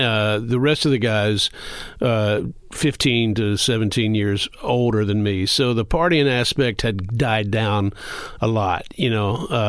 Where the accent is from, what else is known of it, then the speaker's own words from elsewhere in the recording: the South, United States; Growing up in the South, I was much more